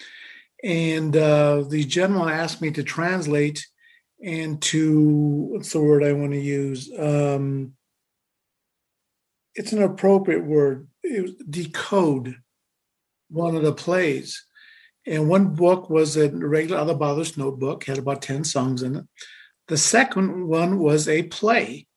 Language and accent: English; Colorado, United States; I grew up here in Colorado